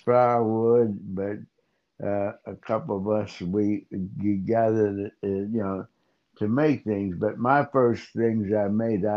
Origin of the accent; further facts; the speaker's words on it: New Castle, Pennsylvania, United States; also born or lived in Pittsburgh, Pennsylvania; I grew up in Newcastle, Pennsylvania